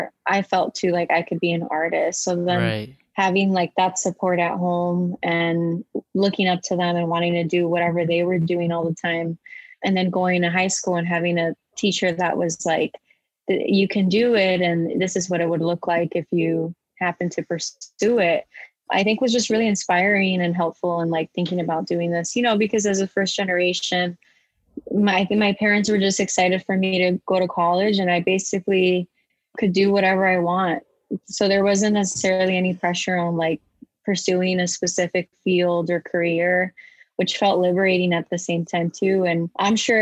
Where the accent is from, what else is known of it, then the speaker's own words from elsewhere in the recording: Moline, Illinois, United States; now in Chicago, United States; I was born in Moline, Illinois, which is 2.5 hours away from where I am right now. I'm currently in Chicago